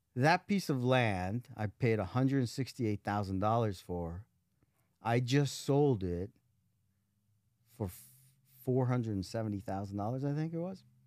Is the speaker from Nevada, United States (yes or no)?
yes; Las Vegas, Nevada, United States; Las Vegas